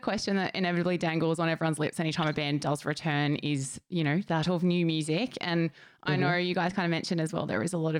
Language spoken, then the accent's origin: English; Gold Coast, Queensland, Australia; my hometown on the Gold Coast